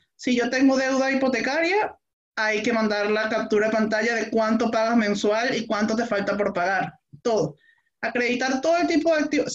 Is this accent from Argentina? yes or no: no; Venezuela; moved away as an adult; now in Chile; en mi país de origen, en Venezuela. Ya tengo en Chile cuatro años y medio